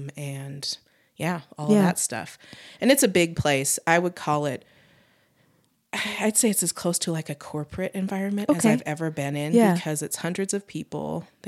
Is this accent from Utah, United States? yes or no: yes; Utah, United States; And again, because, you know, I'm from Utah.